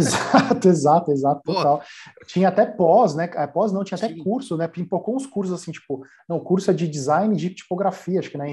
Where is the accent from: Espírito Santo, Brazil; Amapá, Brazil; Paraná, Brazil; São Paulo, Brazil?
São Paulo, Brazil; Eu venho da periferia de São Paulo